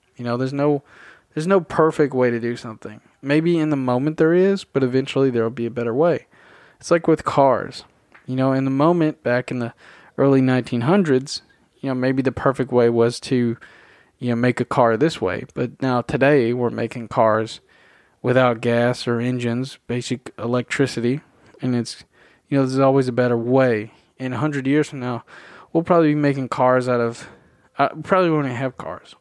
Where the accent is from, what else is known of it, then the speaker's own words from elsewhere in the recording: Tennessee, United States; I was born and raised in Tennessee